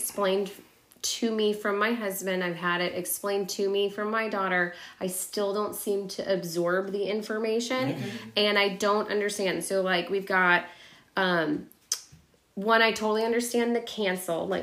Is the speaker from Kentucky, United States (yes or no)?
yes; Louisville, Kentucky, United States; accent: Southern twang; moved away; I was born in Louisville, Kentucky. So I actually have like a little bit of a Southern twang